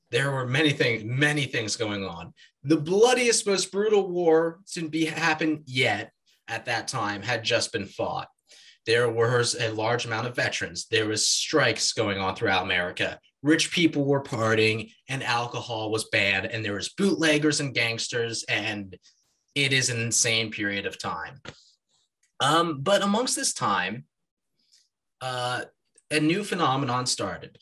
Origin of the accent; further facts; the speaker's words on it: Pennsylvania, United States; I'm personally from Pennsylvania